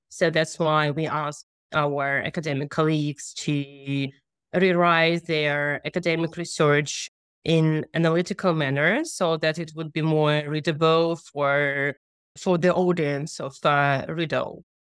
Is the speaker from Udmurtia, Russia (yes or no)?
yes; Udmurtia, Russia; I'm from Woodward Republic